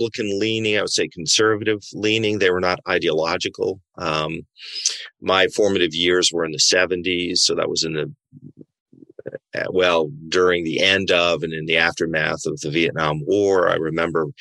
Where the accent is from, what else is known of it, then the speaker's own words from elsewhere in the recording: Washington, United States; I grew up in Washington State